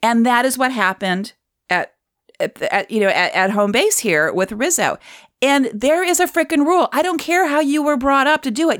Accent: Cleveland, Ohio, United States; My hometown

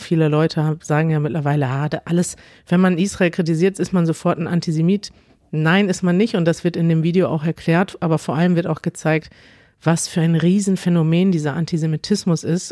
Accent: Germany; Als Deutsche

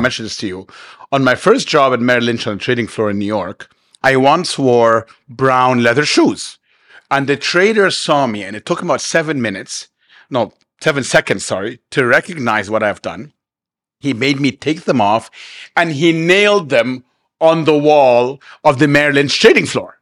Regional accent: Cairo, Cairo Governorate, Egypt; now in Dubai, United Arab Emirates; where I grew up in Cairo

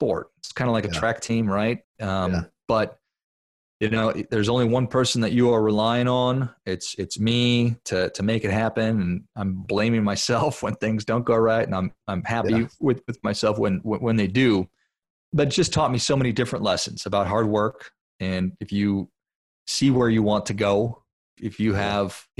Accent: Duluth, Minnesota, United States; I'm from Duluth, Minnesota, which if people aren't familiar with that, it's up there in northern Minnesota. It's a beautiful little town, super cold. And I grew up playing hockey

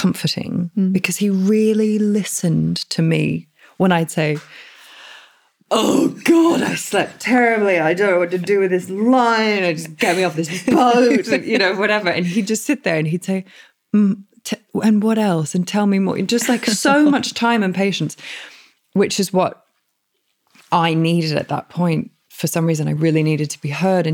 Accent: Australia; as an Australian.

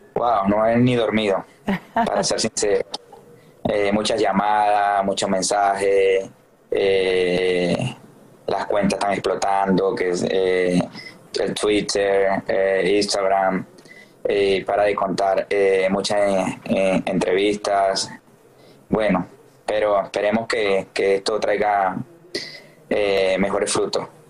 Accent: Venezuela; moved away; mi país

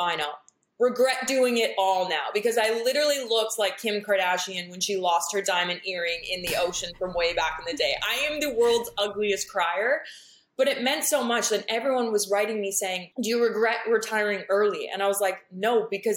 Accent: Canada; now in United States; I'm like so proud to be Canadian. Obviously I love living in America

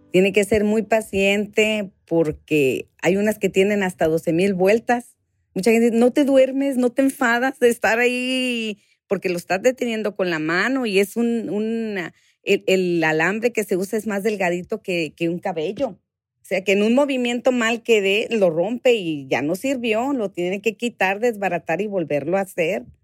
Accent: Mexicali, Baja California, Mexico; also born or lived in Michoacán; yo nací en Michoacán, soy nacida en Michoacán, este, y de ahí a la semana, mis papás vivían en Mexicali. A la semanita de nomás me llevaron a nacer allá.

